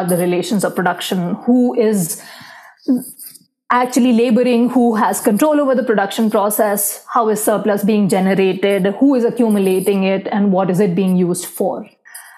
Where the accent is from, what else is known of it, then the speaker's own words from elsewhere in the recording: India; growing up in India, you see around you a lot of poverty, inequality